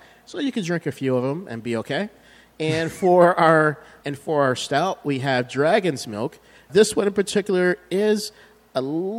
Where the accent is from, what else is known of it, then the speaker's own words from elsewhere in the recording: Chicago, Illinois, United States; I'm from Chicago.